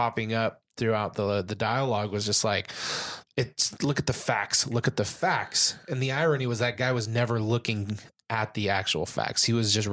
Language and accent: English; Southern California, United States; also born or lived in Mississippi; I'm from California, Southern California, not born here, but raised here